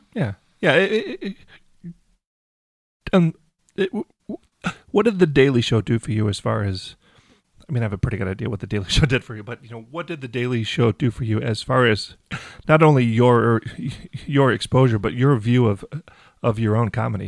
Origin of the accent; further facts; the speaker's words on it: Detroit, Michigan, United States; I'm from Detroit